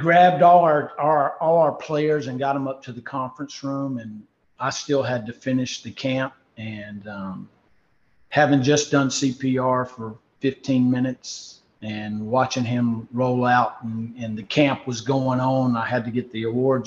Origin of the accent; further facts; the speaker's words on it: Winston-Salem, North Carolina, United States; Now I'm doing it in my hometown at Wake Forest in the ACC